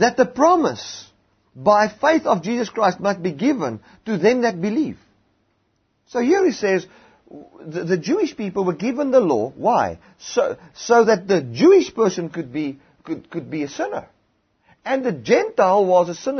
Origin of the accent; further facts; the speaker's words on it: South Africa; in South Africa, we live here as South Africans